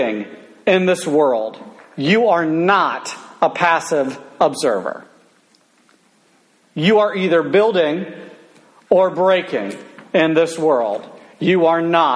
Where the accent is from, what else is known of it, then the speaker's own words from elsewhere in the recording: United States; I grew up in America, land of the free, home of the brave, and the fried chicken